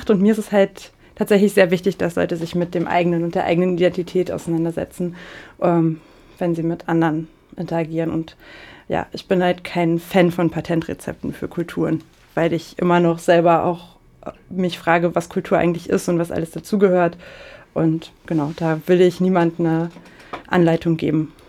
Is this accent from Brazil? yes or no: yes; Paraná, Brazil; born there; German is a second language; now in Pomerode, Brazil; Ich bin, aus, ich bin in Paraná geboren und jetzt arbeite ich in Pomerode als Deutschlehrerin.